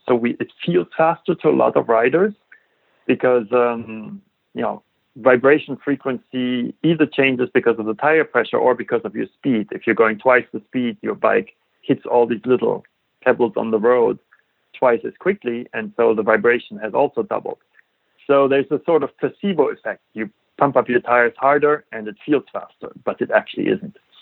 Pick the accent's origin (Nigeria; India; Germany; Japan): Germany; moved away as an adult; I grew up in Germany